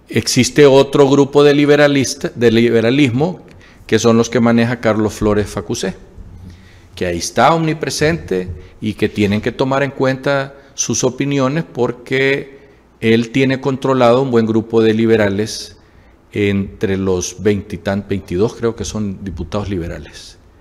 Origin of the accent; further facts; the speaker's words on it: Honduras; somos el pueblo hondureño